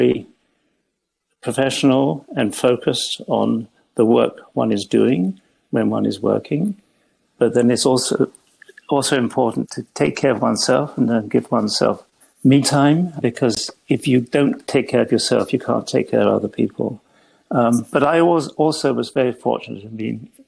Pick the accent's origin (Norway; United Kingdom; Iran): United Kingdom; England; moved away as an adult; now in Toronto, Canada; I trained in England, where I grew up